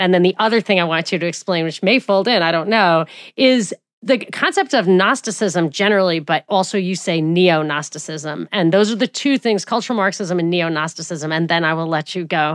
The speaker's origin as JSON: {"language": "English", "region": "New York", "country": "United States", "said": "I'm from New York"}